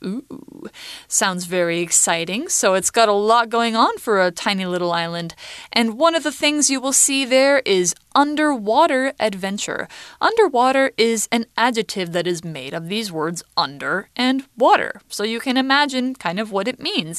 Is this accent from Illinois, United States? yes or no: no; Boise, Idaho, United States; I'm from Idaho State, and in it, I'm from Ada County, and in Ada County, I'm from Boise City